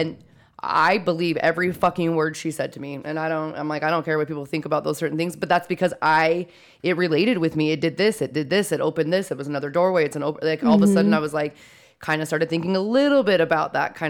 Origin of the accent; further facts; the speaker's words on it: Utah, United States; So I grew up in Davis County.